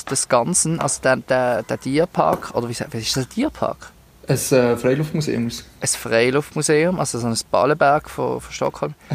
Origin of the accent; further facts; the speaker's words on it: Switzerland; Ähm, das machen wir ja als Schweizer.